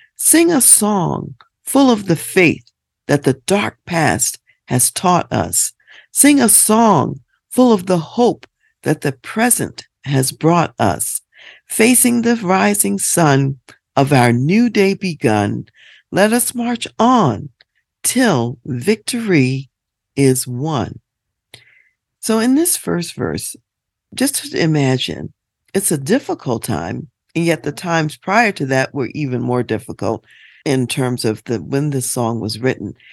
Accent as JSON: {"language": "English", "country": "United States", "said": "as African American people"}